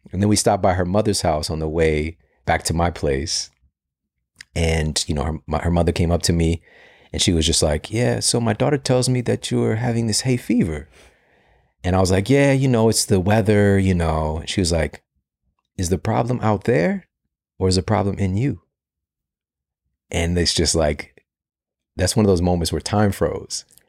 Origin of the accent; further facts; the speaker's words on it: St. Louis, Missouri, United States; I'm from Saint Louis